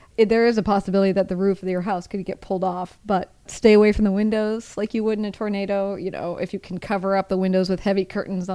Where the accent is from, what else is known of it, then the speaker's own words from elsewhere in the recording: Midwest, United States; moved away; I'm from the Midwest